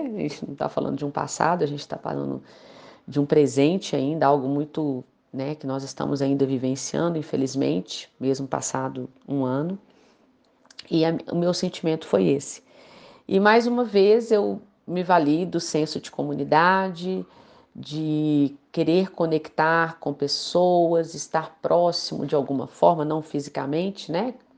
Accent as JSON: {"language": "Portuguese", "town": "Belo Horizonte", "region": "Minas Gerais", "country": "Brazil", "said": "eu sou daqui de Belo Horizonte, Minas Gerais"}